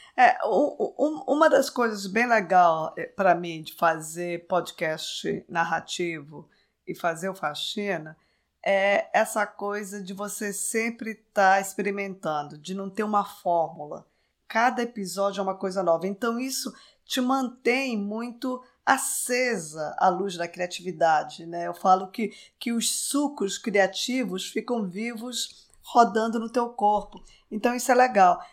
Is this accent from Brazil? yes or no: yes; Belém, Pará, Brazil; moved away as an adult; eu nasci em Belém, vivi a minha vida inteira em Belém, a vida inteira até eu terminar a faculdade